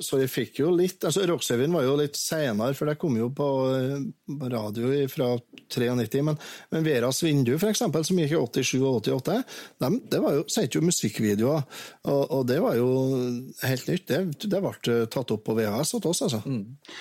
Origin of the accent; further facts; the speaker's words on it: Verdal and Steinkjer, Trøndelag, Norway; Jeg vokste opp eh, dels på Verdalen og dels på Steinkjer med skilte foreldre